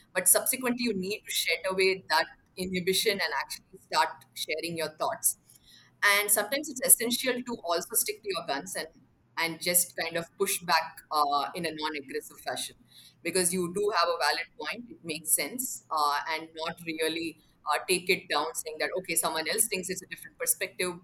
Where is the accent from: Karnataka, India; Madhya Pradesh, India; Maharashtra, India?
Karnataka, India; Bangalore; also born or lived in Mumbai; I actually remember the year 10 quite clearly, because that's when we moved cities. We moved from Mumbai to Bangalore